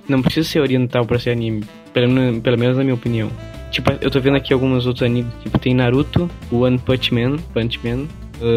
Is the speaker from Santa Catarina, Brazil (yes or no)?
no; Bagé, Rio Grande do Sul, Brazil; accent: Rio Grande do Sul interior; a gente mora no interior do Rio Grande do Sul, então por isso o sotaque.